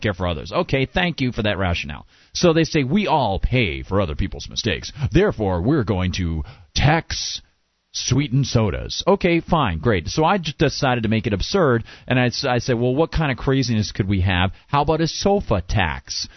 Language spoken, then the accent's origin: English; Amherst, New Hampshire, United States; my hometown in Amherst here